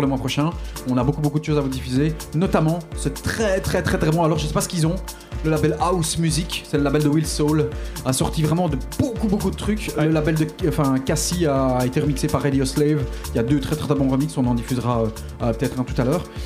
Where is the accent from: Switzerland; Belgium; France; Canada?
Belgium; Charleroi, Wallonia; Je viens bien de Charleroi